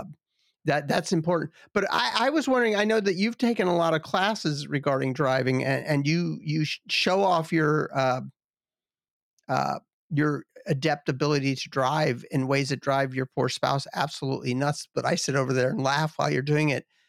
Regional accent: Southeast, United States; moved away as an adult; also born or lived in western Michigan; I grew up in the Southeast

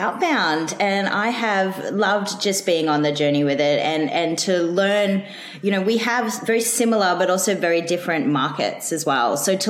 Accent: Australia

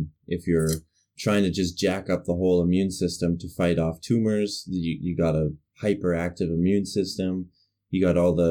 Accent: Canada; moved away; We're Canadian

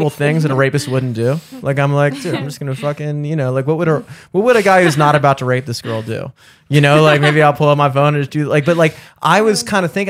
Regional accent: Towson, Maryland, United States; I grew up in Towson.

